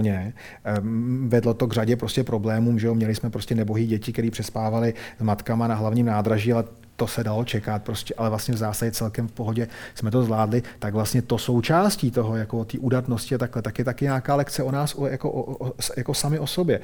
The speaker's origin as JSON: {"language": "Czech", "country": "Czechia", "said": "my jsme Češi"}